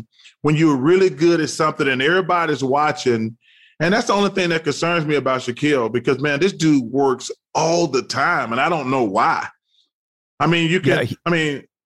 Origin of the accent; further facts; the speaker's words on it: Alabama, United States; Growing up in Alabama, it's nothing but lakes and ponds.